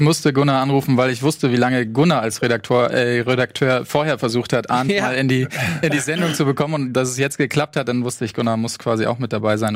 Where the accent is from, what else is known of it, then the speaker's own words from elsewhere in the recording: Blender, Lower Saxony, Germany; moved away; bin ursprünglich aus der Nähe von Pferden an der Aller